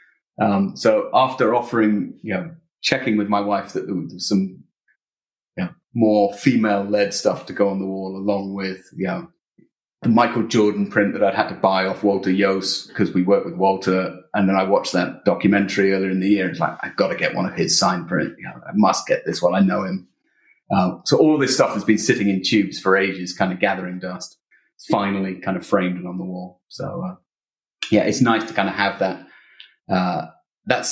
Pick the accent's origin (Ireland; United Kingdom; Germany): United Kingdom; also born or lived in Illinois; I'm British.